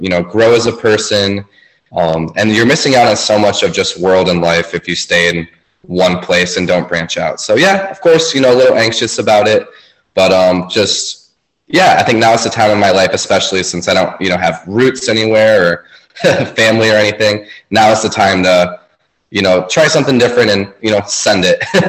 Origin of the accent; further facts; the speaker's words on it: Traverse City, Michigan, United States; moved away as an adult; also born or lived in Elk Rapids, Michigan / Illinois; I grew up in Traverse City, Michigan.